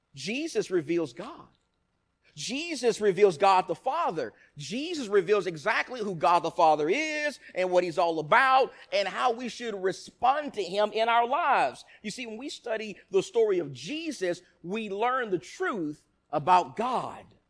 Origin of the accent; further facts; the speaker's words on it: Nacogdoches, Texas, United States; My grandparents from the time I was a little baby raised me in Nacogdoches, Texas.